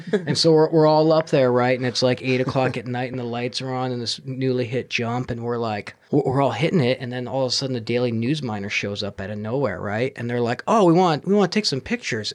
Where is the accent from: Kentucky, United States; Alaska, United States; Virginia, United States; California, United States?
Alaska, United States; Fairbanks; I'm from Fairbanks and there's way more mosquitoes